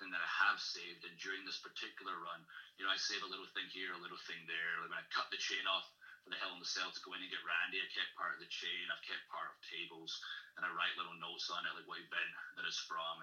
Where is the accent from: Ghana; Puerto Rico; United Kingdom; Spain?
United Kingdom; Ayr, Scotland; also born or lived in Glasgow; I grew up in Ayr, Scotland, started wrestling at 15, was in school the whole time, went to university